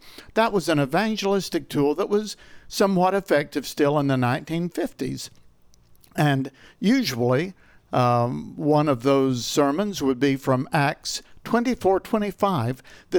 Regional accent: Elizabethton, Tennessee, United States; When I was growing up, our church, the one that I grew up in Elizabethton, Tennessee

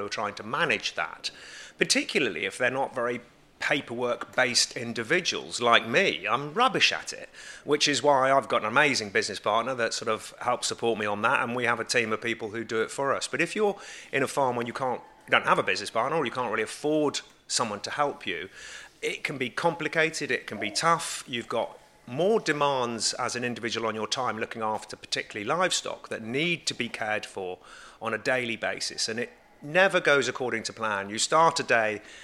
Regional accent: United Kingdom; I've been born and brought up on this farm all of my life.

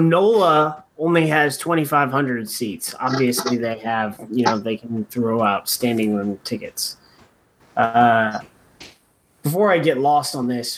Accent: United States; I'm American

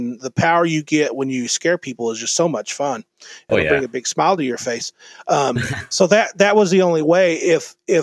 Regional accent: Mesquite, Texas, United States; I grew up in Mesquite, Texas

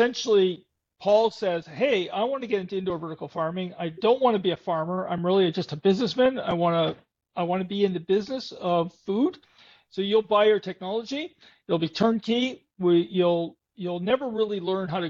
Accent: Canada; I'm a Canadian

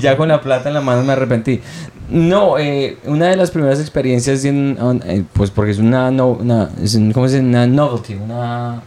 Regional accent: Colombia; moved away; also born or lived in Montreal; la gente pervertida como lo somos los colombianos

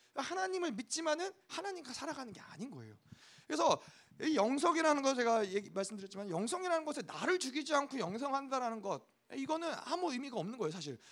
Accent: South Korea

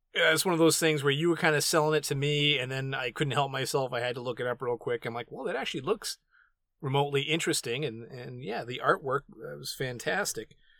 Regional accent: New England, United States; the New Englander

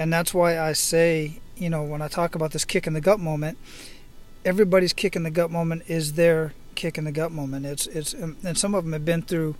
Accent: Phoenix, Arizona, United States; now in Hawaii, United States; I was born and raised in Phoenix, Arizona. I live out here in Hawaii

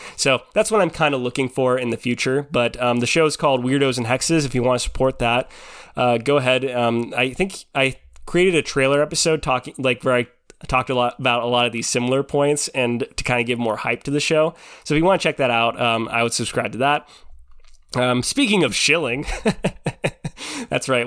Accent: Pacific Northwest, United States; I grew up in the Pacific Northwest

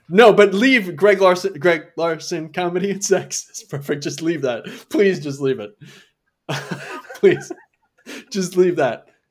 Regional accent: Ramsey, Minnesota, United States; moved away; also born or lived in Elk River, Minnesota; I actually grew up in a little town outside of that little town

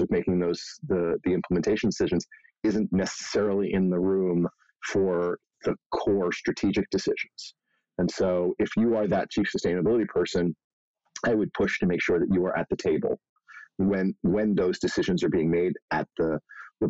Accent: Philadelphia, Pennsylvania, United States; I grew up in Philadelphia

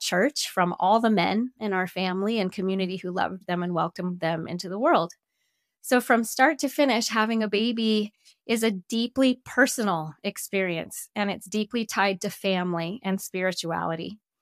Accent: Denver, Colorado, United States; moved away; I grew up in Denver, Colorado, and I wasn't living in Denver at the time

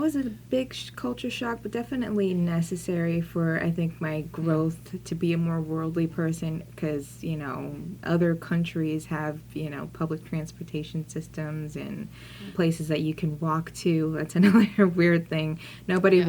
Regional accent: Houston, Texas, United States; moved away as an adult; also born or lived in Philadelphia / Beaumont, Texas; now in Providence, United States; I grew up in Houston

